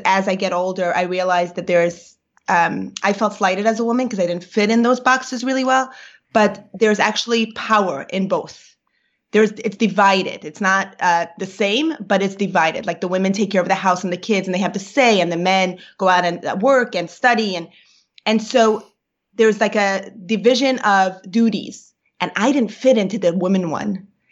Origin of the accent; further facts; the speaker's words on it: New York, United States; first language Yiddish; English is a second language; I grew up in Brooklyn